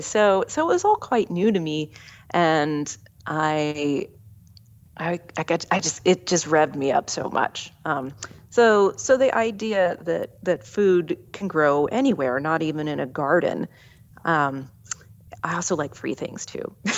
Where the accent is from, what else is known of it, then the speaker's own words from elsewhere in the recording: Southeast Ohio, United States; moved away; also born or lived in California; my hometown in Southeast Ohio